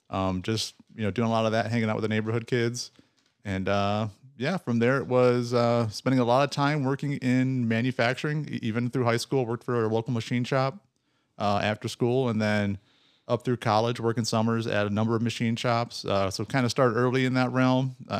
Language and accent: English; Ohio, United States; born or raised there